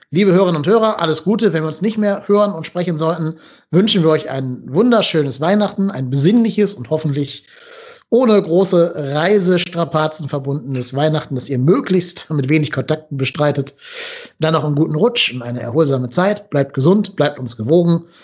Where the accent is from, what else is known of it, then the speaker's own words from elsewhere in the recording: Cologne, North Rhine-Westphalia, Germany; Aber wir sind ja Berufspessimisten ähm, mhm. als Kölner.